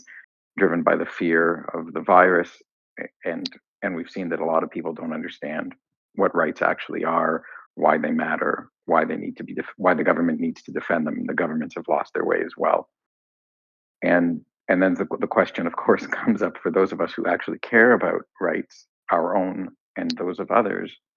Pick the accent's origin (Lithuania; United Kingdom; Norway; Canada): Canada; I say this as a Canadian